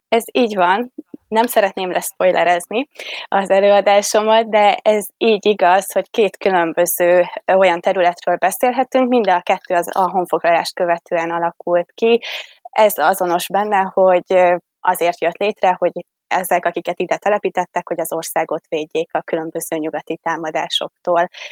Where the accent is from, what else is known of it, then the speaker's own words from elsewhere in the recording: Vas, Hungary; én az őrség mellett egy kis falucskában nőttem fel